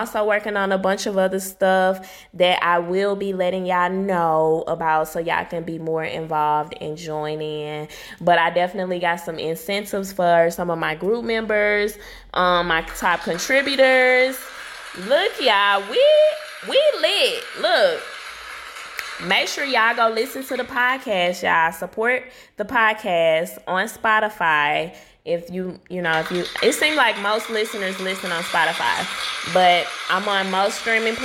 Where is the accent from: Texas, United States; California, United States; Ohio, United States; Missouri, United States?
Missouri, United States; St. Louis; my hometown, St. Louis, baby. St. Louis, Missouri